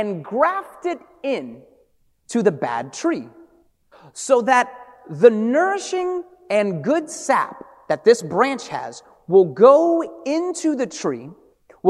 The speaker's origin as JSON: {"language": "English", "town": "Hartford", "region": "Connecticut", "country": "United States", "tie": "born or raised there", "also_born_or_lived": "Brooklyn", "said": "my family from Brooklyn, and I was raised in Hartford"}